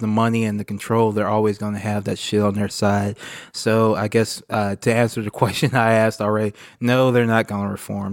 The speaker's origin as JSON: {"language": "English", "country": "United States", "said": "as American progressives"}